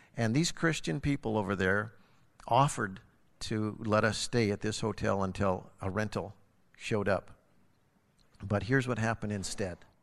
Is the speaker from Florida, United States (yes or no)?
no; Harlowton, Montana, United States; moved away; It just happens to be my hometown where I was born and raised and grew up, and I know everybody